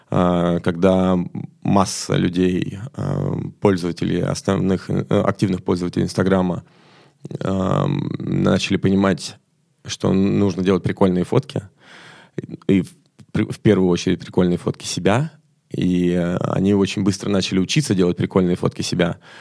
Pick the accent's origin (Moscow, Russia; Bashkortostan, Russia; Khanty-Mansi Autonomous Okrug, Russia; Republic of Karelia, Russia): Moscow, Russia; я из Москвы